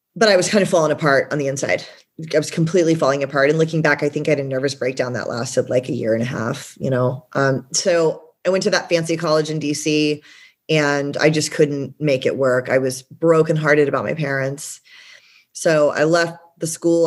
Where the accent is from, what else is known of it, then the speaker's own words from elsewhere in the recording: Georgia, United States; now in San Diego, United States; I'm originally from Georgia